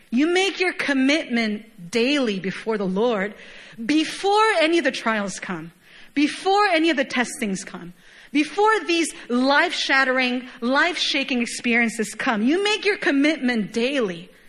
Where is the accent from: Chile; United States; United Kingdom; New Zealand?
Chile; moved away; Even when I go back home, I, my, my hometown is home nation is Chile, very, very far, literally on the other side of the globe.